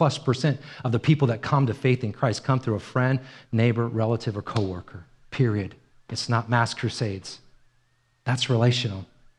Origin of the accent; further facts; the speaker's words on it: Ireland; I'm Irish. I was born in Ireland.